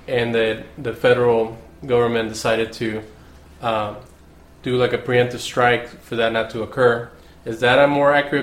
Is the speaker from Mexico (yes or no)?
yes; Mexico; growing up in Mexico